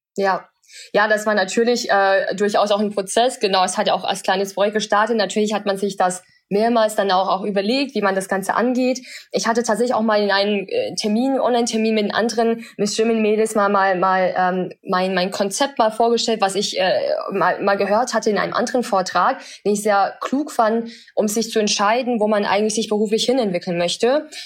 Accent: Germany; German is a second language; also born or lived in China; bin mit acht Jahren dann nach Deutschland gekommen

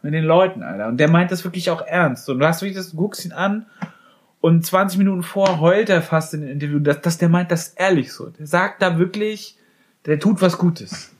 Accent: Germany; bei uns in Deutschland

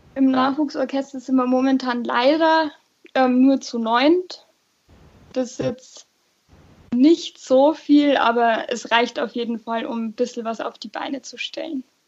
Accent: Nittenau, Bavaria, Germany; Ich komme nämlich eigentlich aus Fischbach, also ähm, aus der Stadt Nittenau quasi

